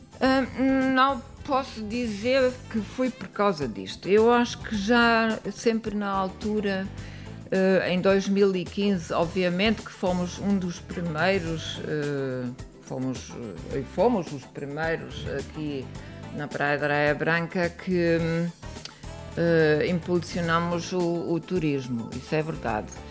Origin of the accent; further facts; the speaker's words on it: Germany; Portuguese is a second language; moved away as an adult; now in Lourinhã, Portugal; nós vivemos na Alemanha, somos alemães